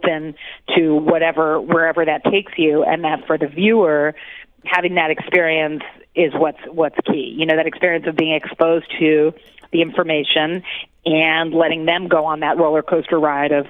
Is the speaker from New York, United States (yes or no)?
yes; New York, United States; I'm born and raised in New York, so all my life